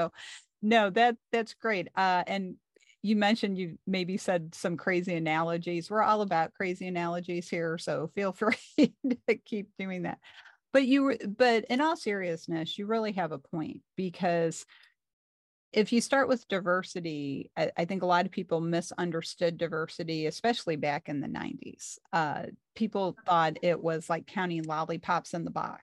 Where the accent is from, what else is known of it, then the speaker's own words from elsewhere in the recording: St. Louis, Missouri, United States; I'm from South St. Louis, Missouri